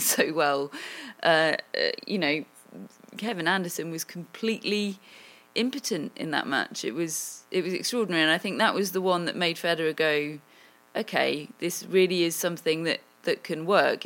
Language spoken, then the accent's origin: English; England, United Kingdom; I am, I am English